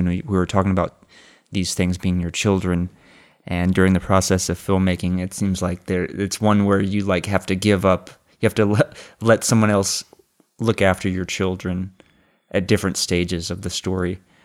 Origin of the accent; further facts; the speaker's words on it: Austin, Texas, United States; also born or lived in New York; I'm basically from Austin